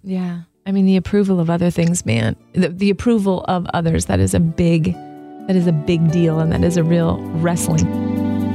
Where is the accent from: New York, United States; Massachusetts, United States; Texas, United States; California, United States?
California, United States; Southern; now in Michigan, United States; I'm from Southern California